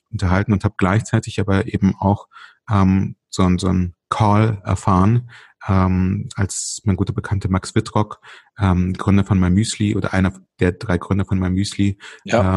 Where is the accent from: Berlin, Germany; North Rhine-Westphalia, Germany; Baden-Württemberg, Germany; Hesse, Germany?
Berlin, Germany; also born or lived in Ukraine (Soviet Union); als wir 1984 und ich war damals äh, vier, knapp fünf Jahre alt, ähm, aus der heute Ukraine, damals Sowjetunion, nach Deutschland gezogen sind. Wir sind damals tatsächlich schon nach Berlin gezogen